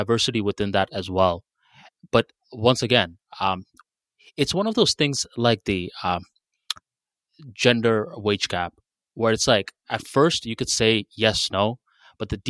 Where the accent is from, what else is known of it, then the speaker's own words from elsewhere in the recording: Bangladesh; now in United States; Where I'm from Bangladesh